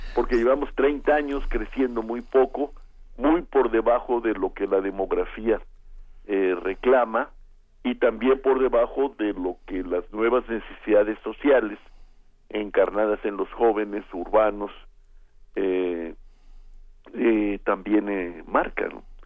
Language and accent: Spanish; Mexico